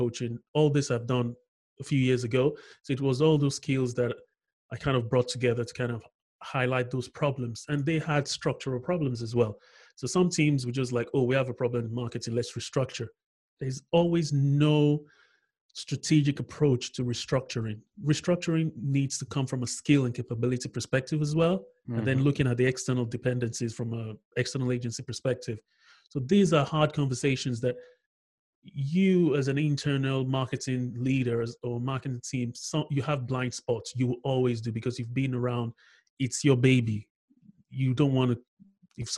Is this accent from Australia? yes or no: no; Lagos, Nigeria; moved away as an adult; now in United Kingdom; I grew up in Lagos